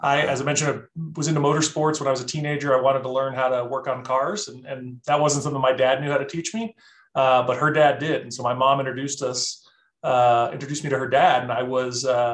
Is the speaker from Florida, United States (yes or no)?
yes; Tampa, Florida, United States; moved away as an adult; also born or lived in Orlando, Florida; now in Denver, United States; I grew up in Tampa, Florida